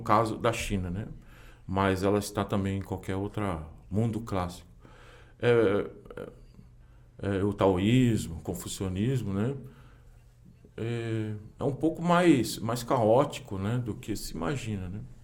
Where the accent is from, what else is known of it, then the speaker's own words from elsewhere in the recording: São Paulo, Brazil; Eu nasci no Tatuapé, mas cresci no centro